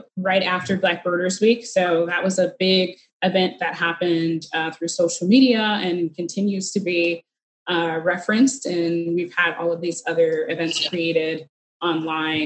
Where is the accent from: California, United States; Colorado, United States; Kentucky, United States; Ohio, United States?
Ohio, United States; Cleveland; moved away as an adult; now in Columbus, United States; growing up in Cleveland, you either walked or you took the bus or you carpooled